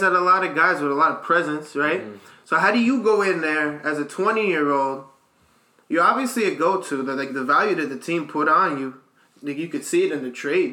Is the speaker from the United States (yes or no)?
yes; United States; as an American kid